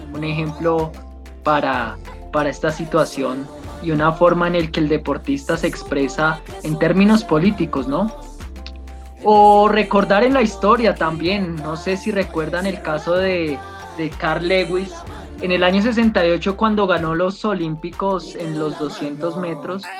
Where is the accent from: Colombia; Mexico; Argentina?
Colombia; somos colombianos